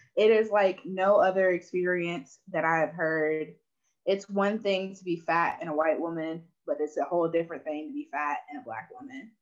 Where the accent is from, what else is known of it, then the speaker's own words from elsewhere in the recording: Burlington, North Carolina, United States; also born or lived in Asheville, North Carolina; I'm from Burlington, North Carolina